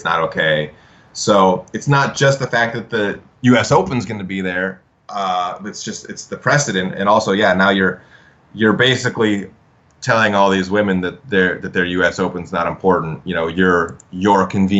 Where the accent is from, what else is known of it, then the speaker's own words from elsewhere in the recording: Idaho, United States; I grew up in Idaho. When I was first learning to play golf, I was in Idaho